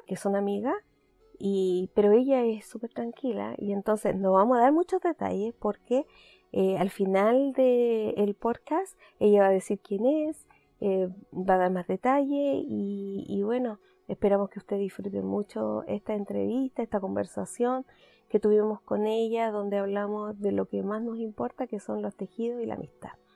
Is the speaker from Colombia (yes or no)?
no; Chile; now in Canada; como chilenas queremos